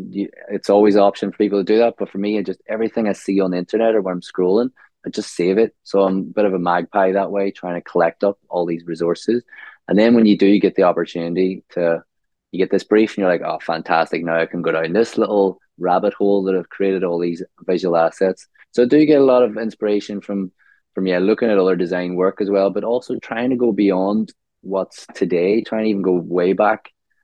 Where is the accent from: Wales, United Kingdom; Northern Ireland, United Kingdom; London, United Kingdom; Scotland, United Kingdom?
Northern Ireland, United Kingdom; Omagh; moved away as an adult; now in Australia; So I grew up in a small town called Omagh in Northern Ireland. So Ireland.